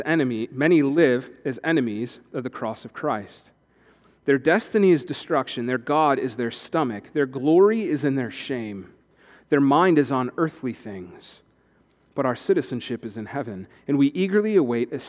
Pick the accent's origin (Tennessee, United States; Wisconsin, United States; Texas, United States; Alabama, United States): Wisconsin, United States; moved away as an adult; now in Shelbyville, United States; I was born in Wisconsin